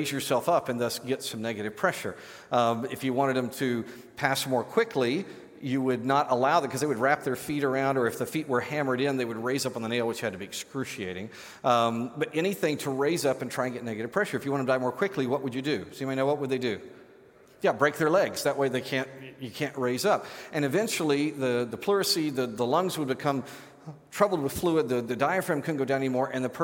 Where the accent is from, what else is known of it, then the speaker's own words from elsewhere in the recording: Great Plains of the United States, United States; As a kid growing up on the Great Plains of the United States